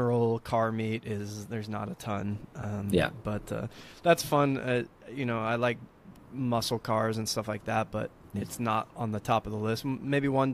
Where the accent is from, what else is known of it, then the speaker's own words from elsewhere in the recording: United States; also born or lived in Southern California; growing up in America